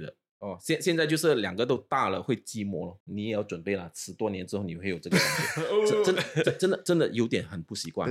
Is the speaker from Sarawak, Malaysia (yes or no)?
no; Ipoh, Perak, Malaysia; now in Singapore; 毕竟我是来自医保，你应该知道 嗯。我一从怡保来新加坡之后就基本上没有回去了，三十年了